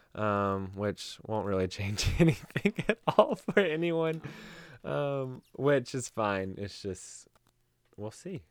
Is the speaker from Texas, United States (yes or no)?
no; Knoxville, Tennessee, United States; I am from Knoxville, Tennessee